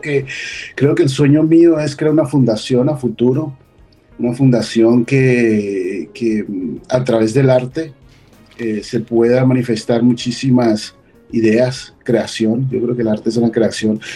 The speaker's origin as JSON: {"language": "Spanish", "country": "Colombia", "moved": "yes", "lives_now": "United States", "said": "yo salí hace 25 años de Colombia"}